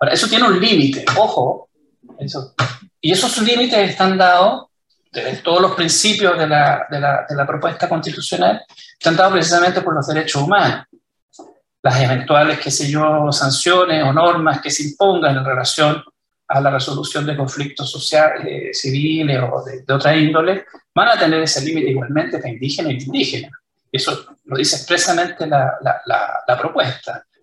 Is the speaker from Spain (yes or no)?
no; Chile; Que nos vamos a dividir, que ya no vamos a ser todos, que somos todos chilenos.